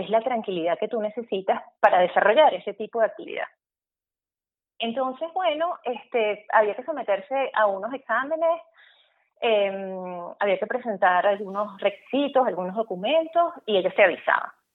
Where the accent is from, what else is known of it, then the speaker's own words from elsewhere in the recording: Valencia, Carabobo, Venezuela; moved away as an adult; now in Germany; yo estaba terminando el bachillerato en Valencia, eh, yo soy valenciana